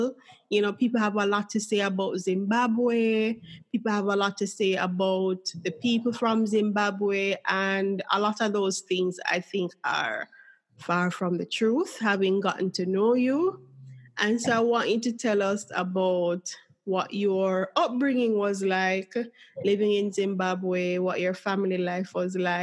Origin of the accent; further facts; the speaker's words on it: Jamaica; my home country, Jamaica